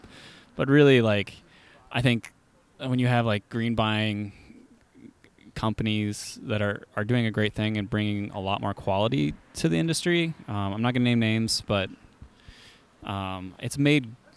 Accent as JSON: {"language": "English", "town": "Eugene", "region": "Oregon", "country": "United States", "tie": "born or raised there", "said": "I grew up in Eugene since like 1990 or something like that."}